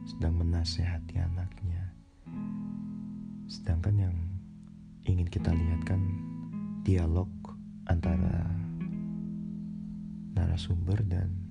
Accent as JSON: {"language": "Indonesian", "region": "Jakarta", "country": "Indonesia", "tie": "born there", "said": "saya ini lahir di Jakarta tapi saya tidak terlalu mengetahui dan mendalami adat budaya tradisi orang Betawi."}